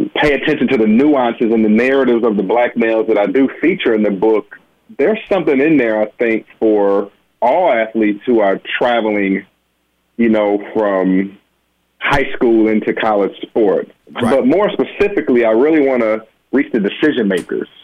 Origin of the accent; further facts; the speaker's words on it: Benton Harbor, Michigan, United States; as a little boy growing up in Benton Harbor, Michigan